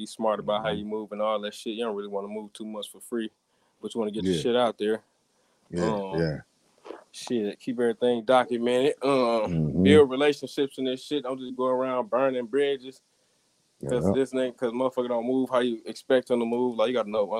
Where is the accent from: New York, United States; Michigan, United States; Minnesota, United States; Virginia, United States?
Michigan, United States; Saginaw; moved away as an adult; now in Cincinnati, United States; I'm from Saginaw